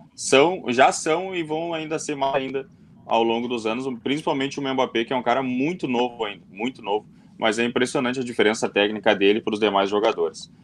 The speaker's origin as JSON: {"language": "Portuguese", "country": "Brazil", "said": "a gente é brasileiro"}